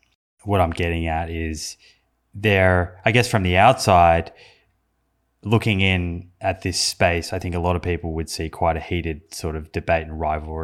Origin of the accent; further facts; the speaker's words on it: Australia; Well, I'm an Australian, so it might make it easier.